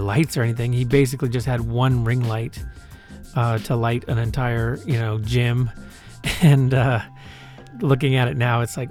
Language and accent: English; Winnipeg, Manitoba, Canada; now in Vancouver, Canada; I'm from Winnipeg and it's still my home in my heart